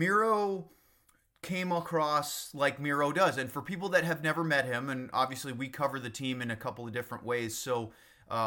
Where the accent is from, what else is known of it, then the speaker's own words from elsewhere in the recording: Maine, United States; now in Dallas-Fort Worth, United States; I grew up in Maine with lots of mountains